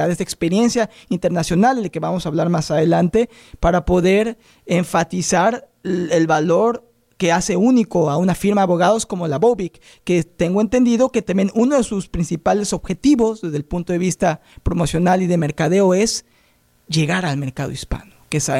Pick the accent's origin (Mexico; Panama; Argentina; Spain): Mexico; now in United States; Yo soy mexicano y cuando llegué a Estados Unidos